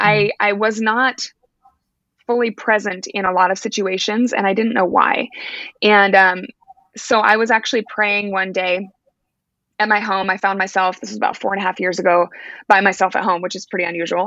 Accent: Alaska, United States; moved away as an adult; now in Oregon, United States; I'm actually born and raised Alaskan, so I'm from Alaska, but I now live in Oregon. We've been here for about nine years.

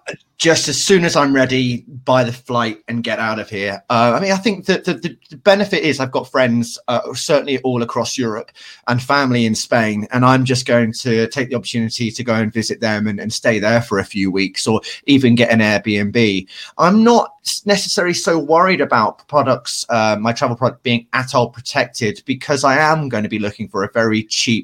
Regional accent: United Kingdom; as a British people

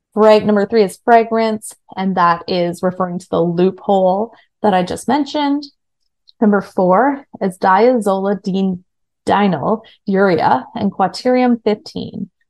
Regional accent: Kingston, Ontario, Canada; I was at Queen's University in Kingston, Ontario, which is my hometown

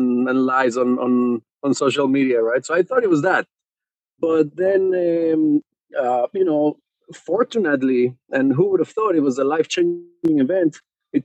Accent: Mexico City, Mexico; moved away as an adult; now in Israel; I was born and I grew up in Mexico City

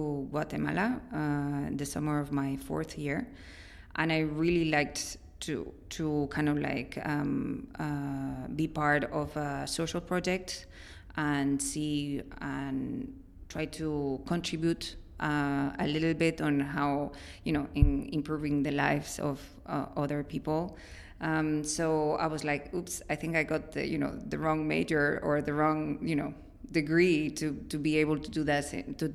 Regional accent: León, Castile and León, Spain; English is a second language; moved away as an adult; also born or lived in Ireland / Barcelona; I was born and raised in Spain, in León, in the Northwest

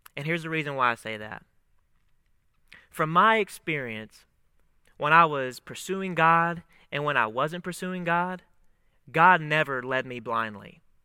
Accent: Monticello, Kentucky, United States; moved away as an adult; I am originally from a town, Monticello, Kentucky, a, a southern town right on the Tennessee border there in Kentucky. It's a small town, about six thousand people, uh, but that's where I grew up

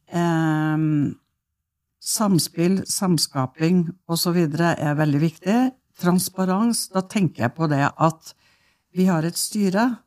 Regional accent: Norway; jeg eh, eh er jo født og oppvokst ute på Stormåa

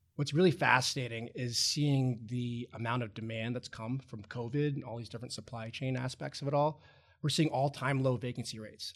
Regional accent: Roanoke, Virginia, United States; moved away as an adult; also born or lived in Ohio / Chicago; I'm originally from Roanoke, Virginia

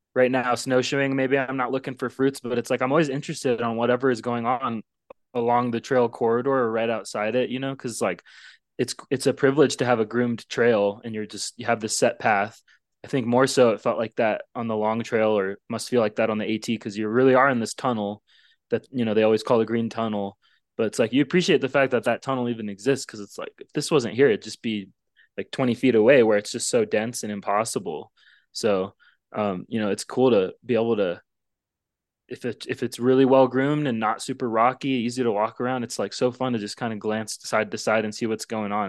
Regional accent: Arizona, United States; I'm from Arizona, it's, like, I grew up seeing rattlesnakes

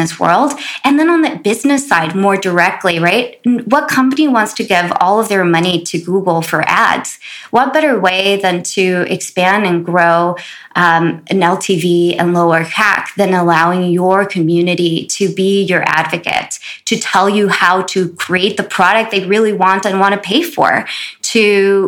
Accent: Los Angeles, California, United States; growing up in South Central

